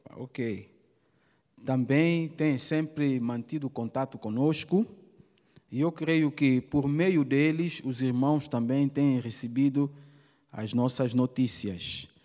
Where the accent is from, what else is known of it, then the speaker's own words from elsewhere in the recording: Maceió, Alagoas, Brazil; moved away as an adult; now in Angola; Sou alagoana, sou de Maceió, casada com o pastor Manzaila